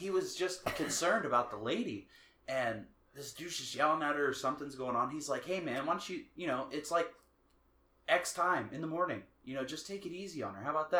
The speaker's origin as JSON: {"language": "English", "town": "Zanesville", "region": "Ohio", "country": "United States", "tie": "born or raised there", "moved": "yes"}